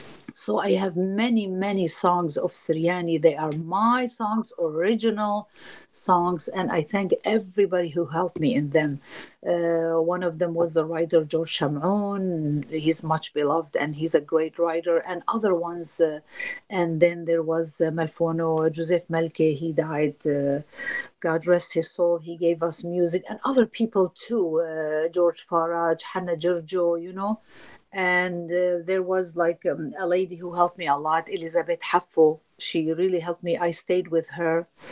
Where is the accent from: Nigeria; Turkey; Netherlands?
Turkey; I am from Turkey.